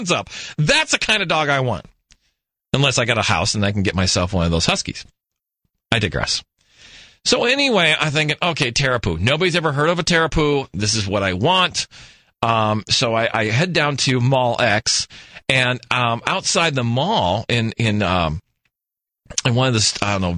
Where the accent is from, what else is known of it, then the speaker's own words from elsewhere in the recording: New Mexico, United States; now in Phoenix, United States; I hail from New Mexico